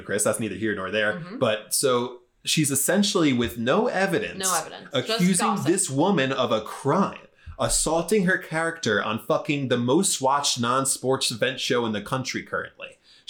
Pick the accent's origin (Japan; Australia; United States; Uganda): United States; Minnesota; Yeah, so I'm like from Minnesota.